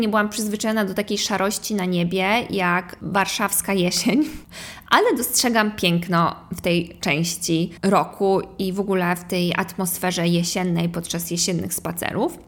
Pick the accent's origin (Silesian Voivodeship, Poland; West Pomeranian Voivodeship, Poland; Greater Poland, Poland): West Pomeranian Voivodeship, Poland; Kołobrzeg; also born or lived in New York; now in Warsaw, Poland; oryginalnie jestem z Kołobrzegu